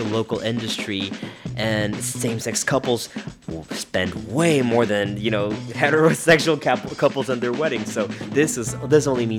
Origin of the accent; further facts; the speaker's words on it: Mexicali, Baja California, Mexico; Mexicali, my hometown